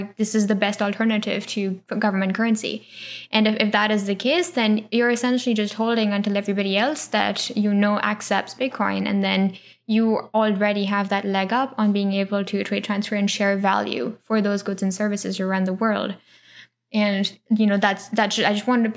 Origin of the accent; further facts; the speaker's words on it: Pune, Maharashtra, India; I grew up in Pune, huge city